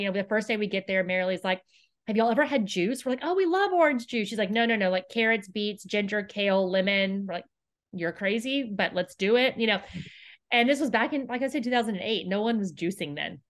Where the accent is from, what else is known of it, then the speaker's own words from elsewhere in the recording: Houston, Texas, United States; I grew up here in Houston